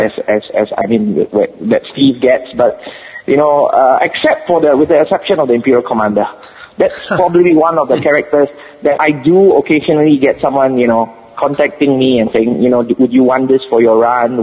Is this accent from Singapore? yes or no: yes; Singapore; accent: Singapore; first language English; my Singapore accent